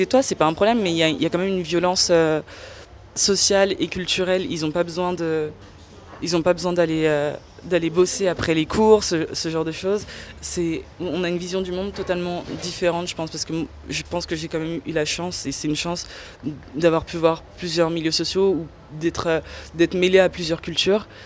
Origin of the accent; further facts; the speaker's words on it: Paris, Île-de-France, France; accent: Parisian; Je suis une Française et euh, au sein de ma famille, mes petits cousins, leur grande blague, c'est d'imiter mon, accent, mon accent parisien, comme ils disent.